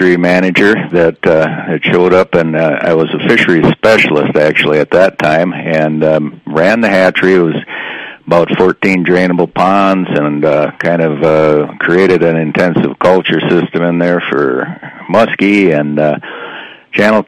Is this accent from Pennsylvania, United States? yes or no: no; Good Thunder, Minnesota, United States; also born or lived in Brainerd, Minnesota / Waterville, Minnesota / Bemidji, Minnesota; In southern Minnesota, actually, a little town called Good Thunder, south of Mankato.